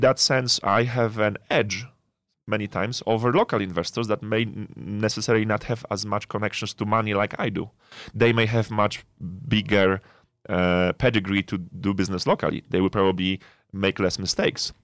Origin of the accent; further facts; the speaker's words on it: Poland; moved away as an adult; now in Nigeria; So I'm Polish. I'm originally Polish, born and raised in Poland.